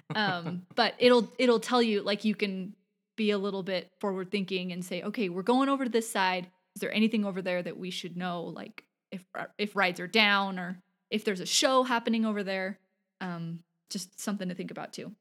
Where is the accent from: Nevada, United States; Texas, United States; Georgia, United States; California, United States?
California, United States; Southern; growing up in Southern California